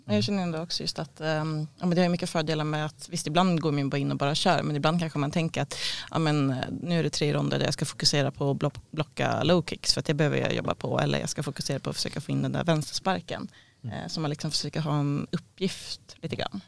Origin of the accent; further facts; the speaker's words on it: Sweden; jag var svensk